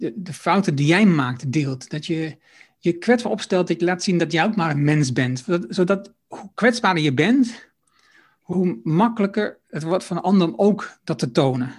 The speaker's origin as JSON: {"language": "Dutch", "country": "Netherlands", "said": "als Nederlander"}